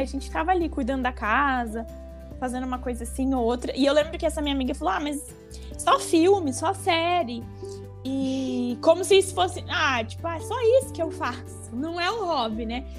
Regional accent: Paraná, Brazil; Eu sou do Paraná

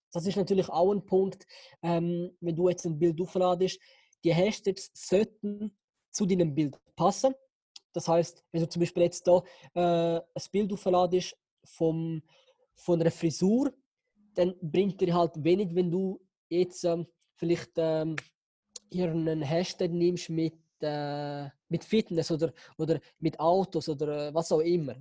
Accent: Switzerland; bin in der Schweiz geboren

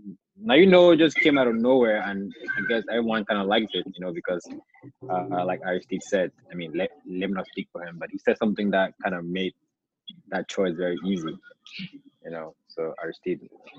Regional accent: Bamenda, North-West Region, Cameroon; now in United States; I was born in Bamenda, Mulang to be specific. I went to KZ Mankon for a few years, and then I moved to the United States

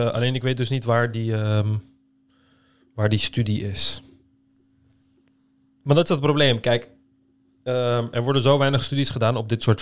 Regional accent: Turkey; als Turk

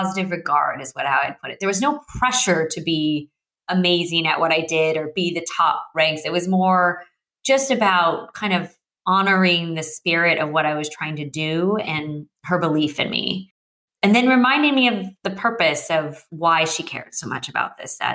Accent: Santa Cruz, California, United States; I grew up in Santa Cruz, California

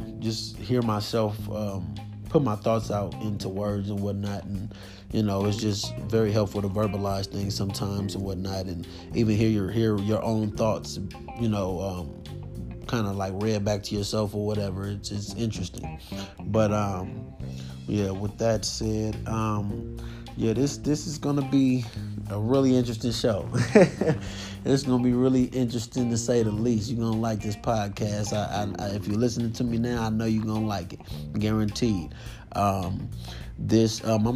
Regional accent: California, United States; I'm 29 and I'm from California.

